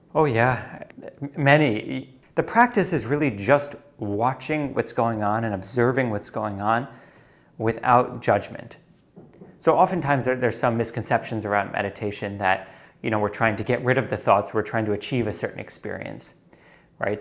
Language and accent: English; New York City, New York, United States; moved away as an adult; also born or lived in Uruguay; I grew up in New York City